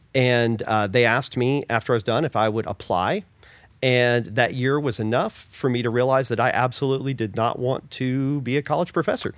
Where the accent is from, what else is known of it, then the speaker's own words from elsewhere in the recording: Oklahoma, United States; I grew up in Oklahoma, the Southern Baptist Church